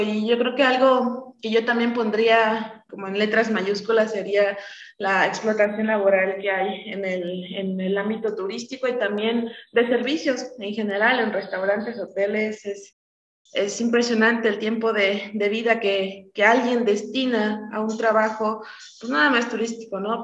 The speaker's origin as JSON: {"language": "Spanish", "region": "Oaxaca", "country": "Mexico", "said": "tenemos que estar ahí siendo oaxaqueños"}